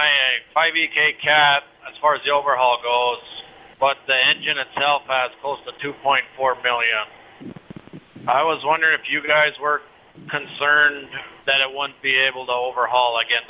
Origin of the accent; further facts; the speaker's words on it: Minnesota, United States; I mean, I'm from Minnesota